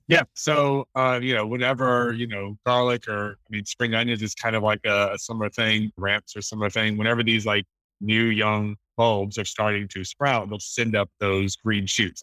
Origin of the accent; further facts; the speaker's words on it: the South, United States; moved away; I remember growing up in the South